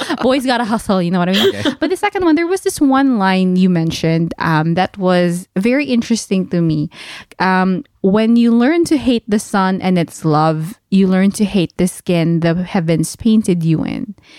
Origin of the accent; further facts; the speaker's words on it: Philippines; And I'm like, no, I'm Filipina.